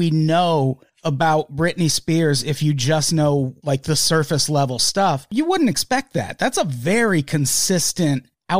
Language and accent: English; Midwest, United States; I'm from the Midwest